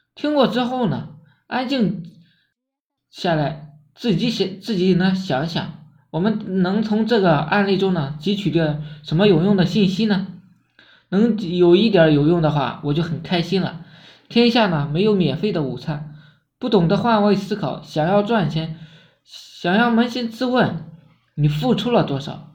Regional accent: China; 我们中国人有一句古话

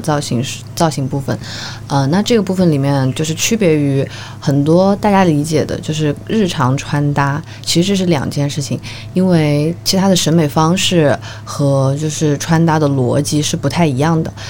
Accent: Changsha, Hunan, China; now in Shanghai, China; 本身我是长沙人嘛

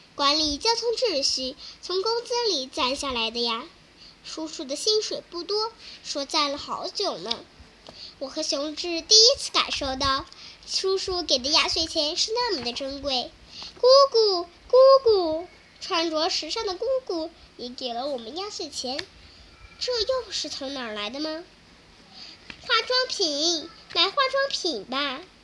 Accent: Mianyang, Sichuan, China; 我来自四川绵阳。

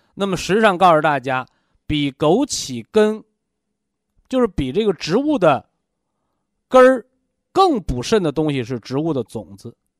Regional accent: China; 我们中国人呐

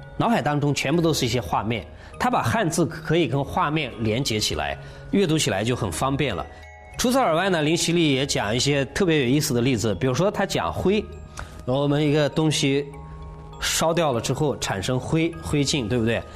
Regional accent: China

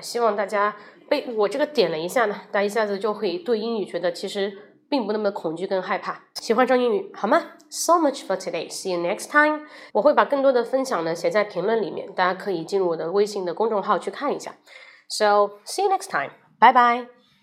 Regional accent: China; 我们中国人会说吃点东西，喝点东西

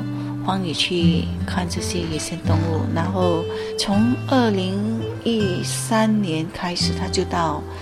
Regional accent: Singapore; 我们是从新加坡过来的，但是我们画的不是以新加坡的风景为题材。

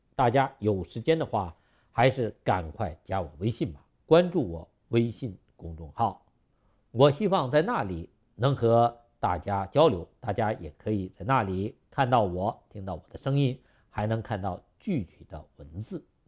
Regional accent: China; 我们中国人过去没有那么多的肉和油

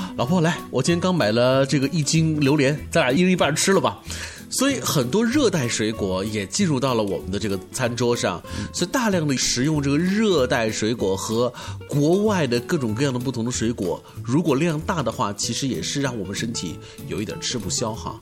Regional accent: China; 我们作为一个中国人，作为一个东方人

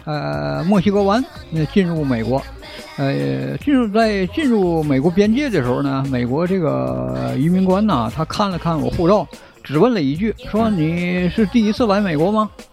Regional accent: China; 在我前边排着有三个我们中国人

